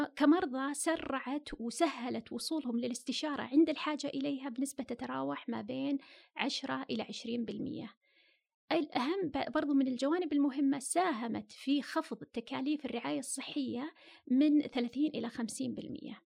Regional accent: Saudi Arabia; عندنا في السعودية

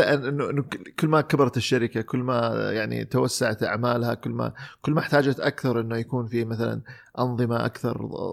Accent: Saudi Arabia; احنا كسعوديين

